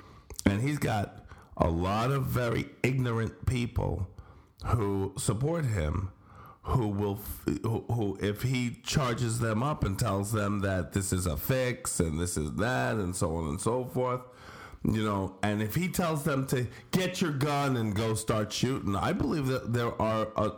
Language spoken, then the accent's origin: English; Scranton, Pennsylvania, United States; And I'm from Scranton, a real shithole.